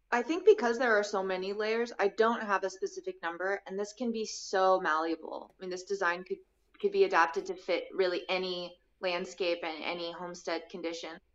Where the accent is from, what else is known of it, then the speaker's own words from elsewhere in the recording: Bloomington, Indiana, United States; also born or lived in Santa Fe, New Mexico / Washington, D.C.; now in Nashville, United States; I grew up in the Midwest in Bloomington, Indiana